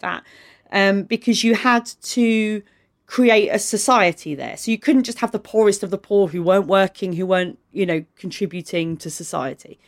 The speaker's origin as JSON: {"language": "English", "town": "Maidstone", "region": "South East England", "country": "United Kingdom", "tie": "born or raised there", "said": "I grew up in Kent, which still has the eleven plus"}